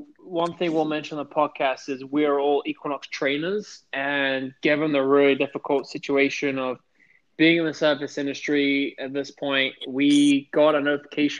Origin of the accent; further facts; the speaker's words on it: London, United Kingdom; now in United States; born and bred in the United Kingdom